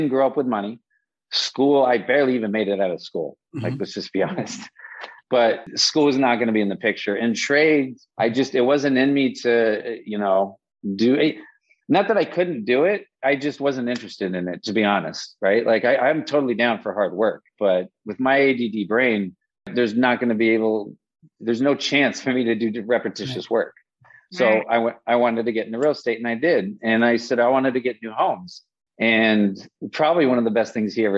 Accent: Las Vegas, Nevada, United States; born and raised in Las Vegas

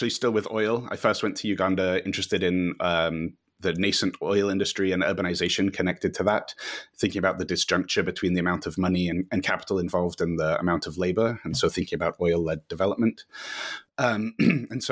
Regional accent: Northern Virginia, United States; moved away as an adult; now in Edinburgh, United Kingdom; I grew up in the United States in Northern Virginia in the suburbs of Washington, D.C.

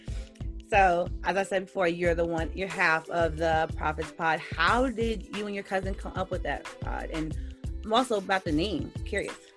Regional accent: Georgia, United States; from Georgia

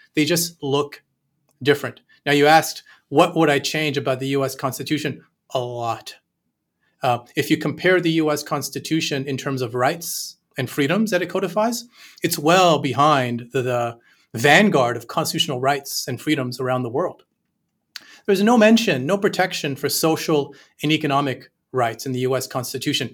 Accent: Canada; I'm Canadian

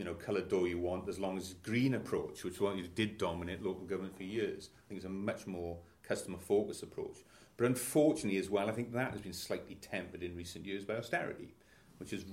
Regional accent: Ebbw Vale, Gwent, South Wales Valleys, United Kingdom; I'm from Aberfyle. I'm from the South Wales Valleys. Coming up to my 58th birthday. As I say, a native of Gwent

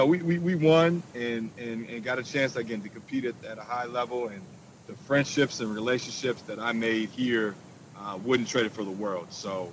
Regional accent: Minneapolis, Minnesota, United States; I did. I grew up in South Minneapolis.

